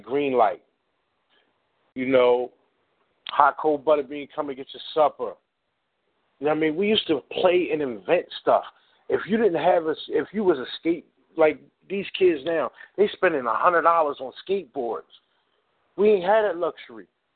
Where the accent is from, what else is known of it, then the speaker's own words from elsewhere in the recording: Philadelphia, Pennsylvania, United States; I grew up in North Philly